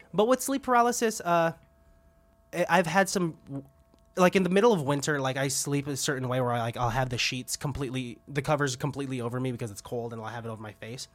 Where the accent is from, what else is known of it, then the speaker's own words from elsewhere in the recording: Benicia, California, United States; I grew up around Venetia